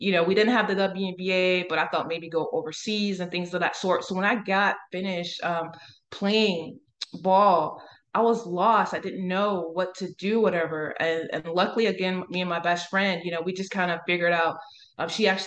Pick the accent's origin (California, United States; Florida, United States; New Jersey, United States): Florida, United States; Central; also born or lived in Brunswick, Georgia; I'm originally from Brunswick, Georgia. I grew up there for till about middle elementary school, and then my mom moved us down to Central Florida area